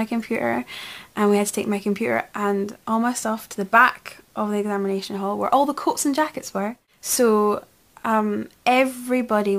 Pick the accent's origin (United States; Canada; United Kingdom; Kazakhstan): United Kingdom; Scotland; we're Scottish as well, so speaking fast is kind of the norm.